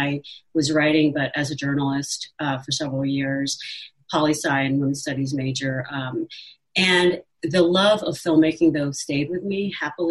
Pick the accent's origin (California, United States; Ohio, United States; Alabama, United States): Ohio, United States; Cincinnati; I grew up in Ohio, in Cincinnati, which is a hugely conservative city.